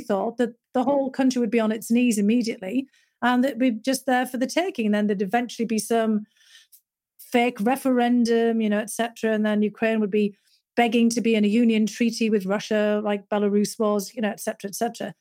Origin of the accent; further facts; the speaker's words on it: North East England, United Kingdom; moved away; growing up in Northern England, my dad had been a coal miner